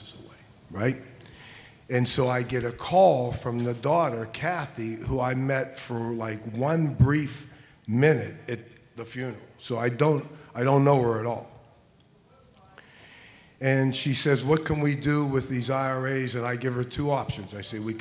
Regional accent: Pittsburgh, Pennsylvania, United States; I'm from Pittsburgh

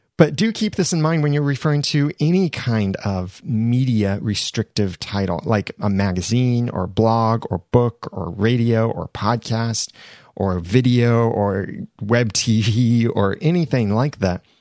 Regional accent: United States; I am an American

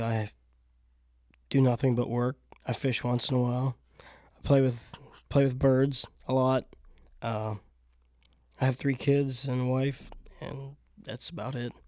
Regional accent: South Central Pennsylvania, United States; I'm born and raised in South Central P

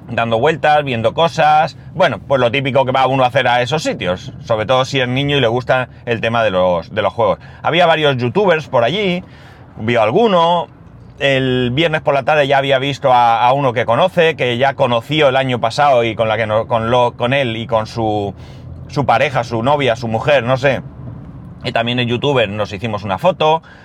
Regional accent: Alicante, Valencian Community, Spain; nosotros venimos de Alicante

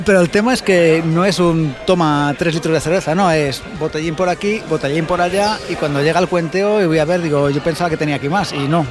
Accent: Valladolid, Castile and León, Spain; Soy de Valladolid

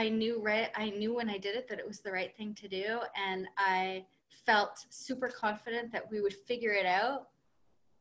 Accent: New Brunswick, Canada; now in Montreal, Canada; We live in Montreal, but I'm from New Brunswick.

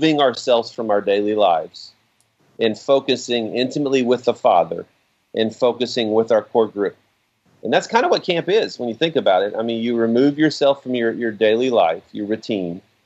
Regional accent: Oak Ridge, Tennessee, United States; my home's Oak Ridge. I'm from East Tennessee as well

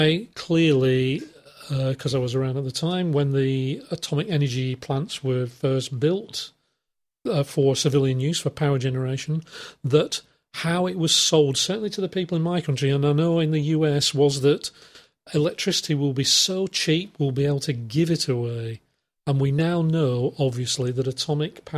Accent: England, United Kingdom; it started in England, in fact, my hometown just about

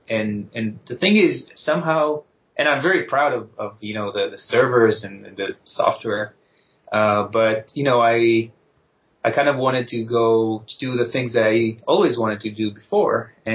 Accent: Israel; now in United States; Yes, you guessed right.

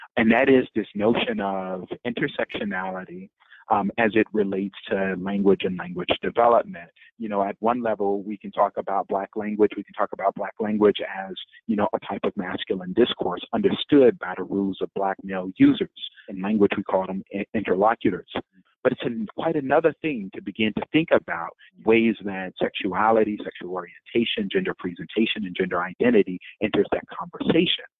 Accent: Detroit, Michigan, United States; my hometown, Detroit

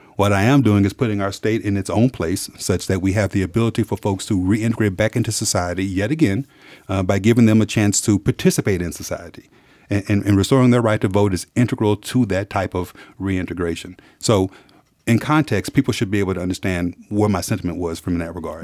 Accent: Dallas, Texas, United States; I'm from Dallas, Texas. I'm from the South. I'm an African-American male who's grown up in the South

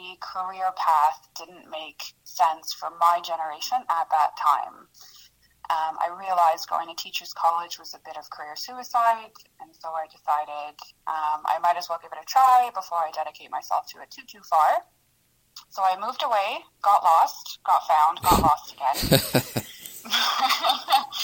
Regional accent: St. Catharines, Ontario, Canada; English is a second language; moved away as an adult; also born or lived in former Yugoslavia / China; now in Kingston, Canada; I grew up in St. Catharines for the majority of my life.

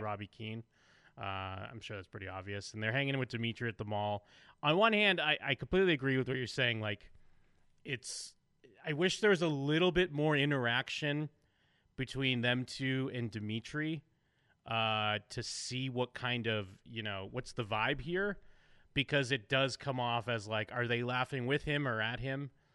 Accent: United States; I'm American

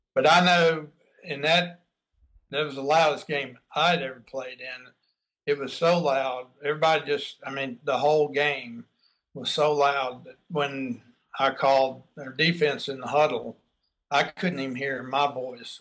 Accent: Texas, United States; also born or lived in Baton Rouge, Louisiana; growing up here in Texas, um, back then, we, this was in the, you know, well, I was in high school during the early 70s

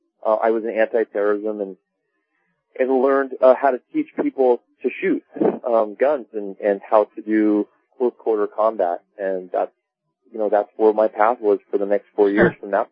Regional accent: Laguna Beach, California, United States; I grew up in Laguna Beach, California

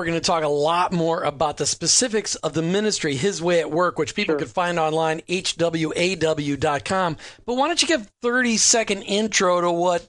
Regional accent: Minnesota, United States; moved away; I grew up in Minnesota

